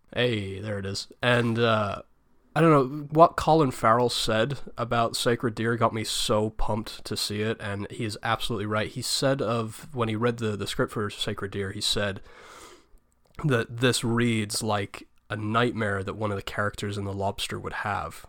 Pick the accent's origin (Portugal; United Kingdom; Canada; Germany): United Kingdom; England; me, being English